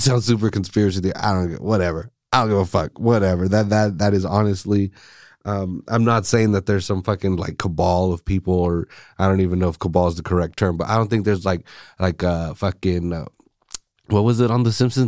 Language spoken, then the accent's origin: English; United States; now in Salinas, United States; I'm Mexican American